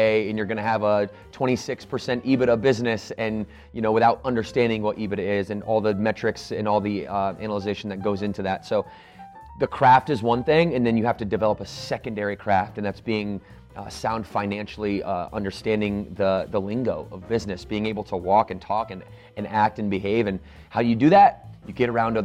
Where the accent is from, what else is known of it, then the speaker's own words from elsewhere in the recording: Battle Creek, Michigan, United States; I grew up in Battle Creek, Michigan